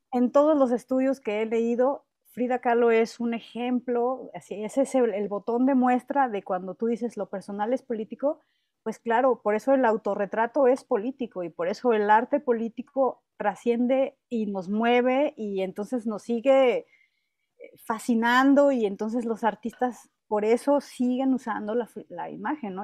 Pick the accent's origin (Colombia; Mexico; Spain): Mexico; yo también soy mexicana, yo también soy mujer